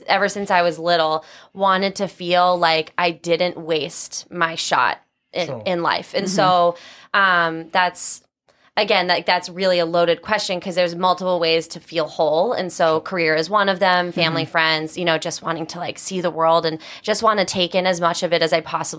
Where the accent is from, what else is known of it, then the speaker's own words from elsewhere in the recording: North Attleboro, Massachusetts, United States; I am from Massachusetts. Mm-hmm. I grew up in North Attleboro, which is south of the city.